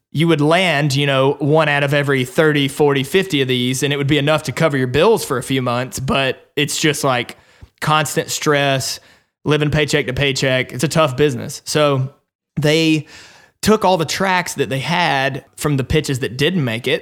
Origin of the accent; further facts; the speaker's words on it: Alabama, United States; accent: twang; moved away as an adult; also born or lived in Nashville, Tennessee; I was born in Alabama. Probably you can hear some of that little twang still in my voice